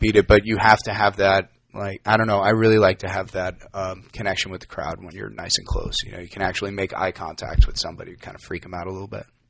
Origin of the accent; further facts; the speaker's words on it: New York, United States; moved away as an adult; now in Los Angeles, United States; I am from New York, born and raised